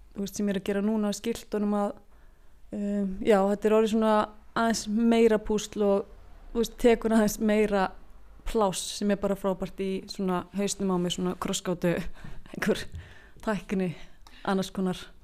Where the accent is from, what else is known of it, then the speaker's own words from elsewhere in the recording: Iceland; ég er frá Jæðri